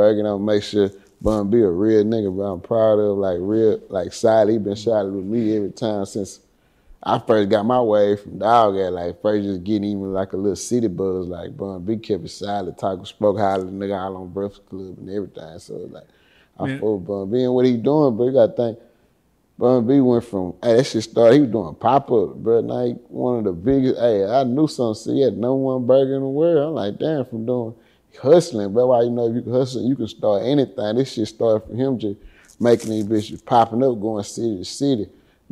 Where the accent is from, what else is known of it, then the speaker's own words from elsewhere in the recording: Houston, Texas, United States; I'm from Tickwood across the track